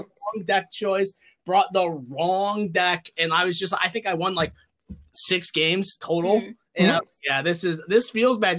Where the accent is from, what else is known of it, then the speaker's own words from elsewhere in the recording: upstate New York, United States; we're from upstate New York